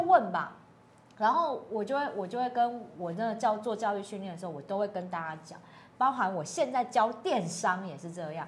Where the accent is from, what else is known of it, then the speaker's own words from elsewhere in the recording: Taiwan; 我们很多代的台湾人